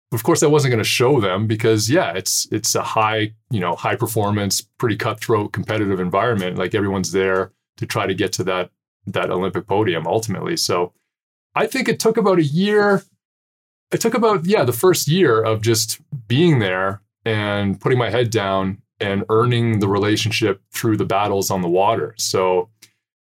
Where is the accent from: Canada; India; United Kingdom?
Canada; I am another Canadian dude